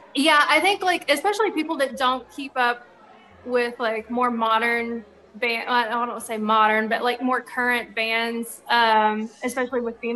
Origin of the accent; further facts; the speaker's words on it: Little Rock, Arkansas, United States; we're from Arkansas, I'm from Little Rock